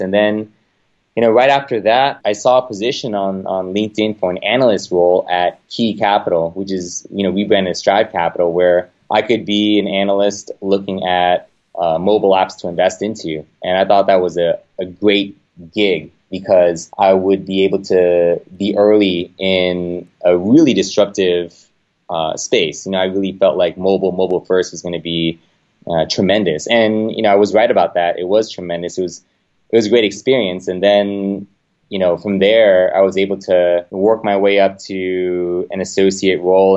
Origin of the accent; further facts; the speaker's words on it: Los Angeles, California, United States; moved away as an adult; now in Bay Area, United States; I grew up in Los Angeles.